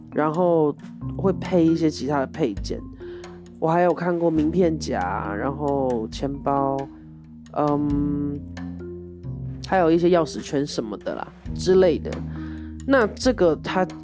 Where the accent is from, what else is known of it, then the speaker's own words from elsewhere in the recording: Taiwan; 我台湾人啦